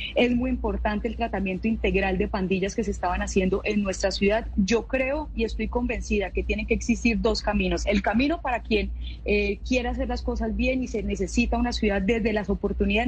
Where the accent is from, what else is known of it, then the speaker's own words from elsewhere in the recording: Cali, Valle del Cauca, Colombia; me siento orgullosa de ser caleñísima